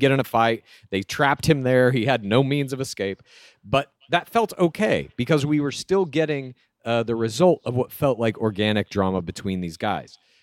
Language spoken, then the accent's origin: English; Dallas, Texas, United States; I grew up in Dallas.